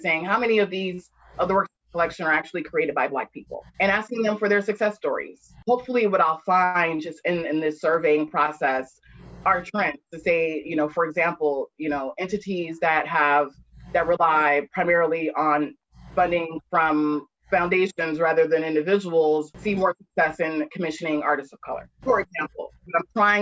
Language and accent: English; Atlanta, Georgia, United States; I'm born and raised in Atlanta